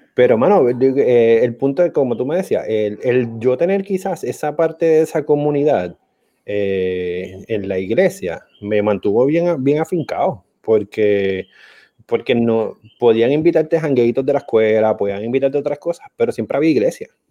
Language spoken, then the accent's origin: Spanish; Arecibo, Puerto Rico; soy de Arecibo